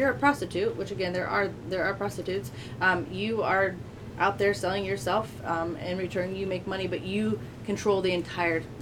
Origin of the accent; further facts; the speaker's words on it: Columbus, Ohio, United States; I'm from Columbus, Parsons Avenue